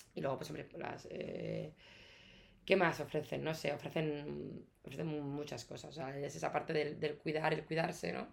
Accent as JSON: {"language": "Spanish", "area": "Ciudad Real", "region": "Castilla-La Mancha", "country": "Spain", "moved": "yes", "lives_now": "Madrid, Spain", "said": "vengo de, de, de, de Castilla, yo soy de Portugal, Ciudad Real, mis padres son, son gallegos"}